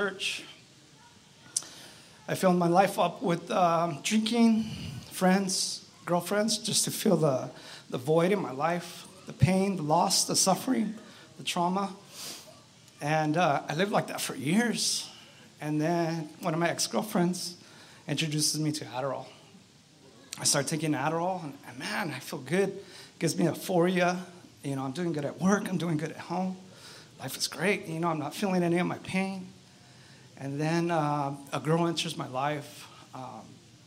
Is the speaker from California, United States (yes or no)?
yes; Riverside, California, United States; also born or lived in East Los Angeles, California; After my dad saved enough money to buy a house, we moved out to Riverside. And I went to public school out there